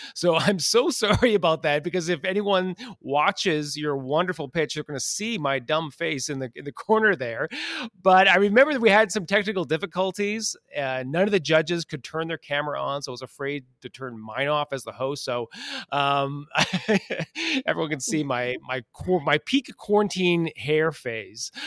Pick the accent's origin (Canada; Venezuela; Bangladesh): Canada; Western Canada; I'm a Western Canadian